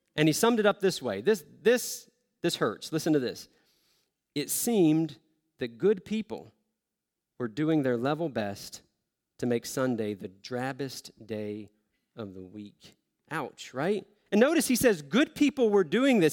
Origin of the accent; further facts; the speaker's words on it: the South, United States; moved away; I grew up in the South